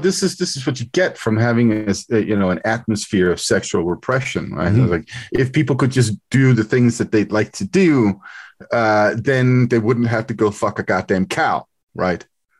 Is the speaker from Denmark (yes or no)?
yes; Denmark; moved away as an adult; now in United States; a fact about my home country, Denmark.